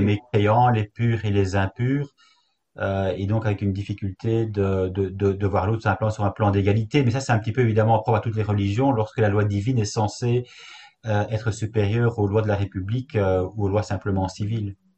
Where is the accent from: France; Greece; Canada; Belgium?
Belgium; chez nous en Belgique